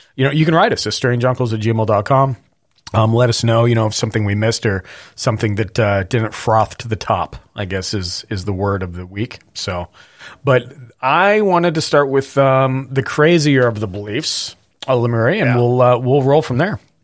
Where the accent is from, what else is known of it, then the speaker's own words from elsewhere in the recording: Montana, United States; I grew up with forest fires. I grew up in Montana